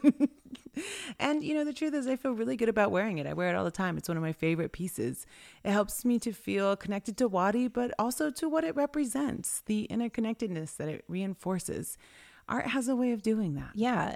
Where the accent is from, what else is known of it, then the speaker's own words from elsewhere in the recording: Swinomish and Tulalip, Washington, United States; I was from Swinomish and Tulalip